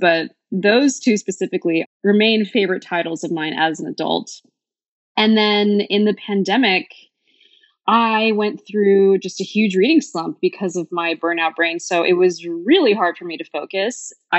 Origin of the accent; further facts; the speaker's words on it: California, United States; now in Portland, United States; So I am originally from the Bay Area, and I moved to Portland 3 years ago during deep, dark COVID.